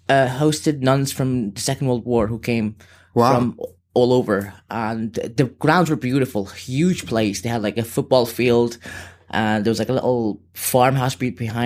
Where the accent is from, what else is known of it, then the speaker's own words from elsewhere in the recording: Sudan; also born or lived in Dubai; now in Liverpool, United Kingdom; I've lived in Liverpool, but I'm originally from Sudan, and I've been a bit around the world.